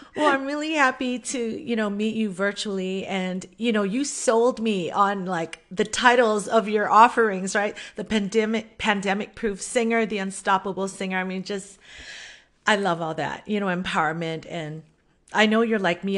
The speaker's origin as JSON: {"language": "English", "area": "Oahu", "region": "Hawaii", "country": "United States", "tie": "born or raised there", "also_born_or_lived": "Kauai, Hawaii", "said": "I was born on Kauai, Kauai. I live on Oahu now, and this is mostly where I grew up."}